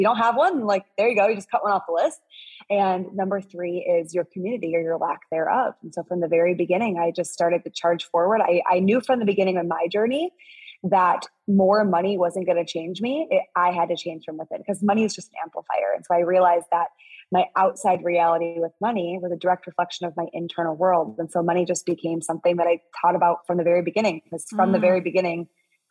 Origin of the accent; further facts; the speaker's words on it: Midwest, United States; I'm from the Midwest.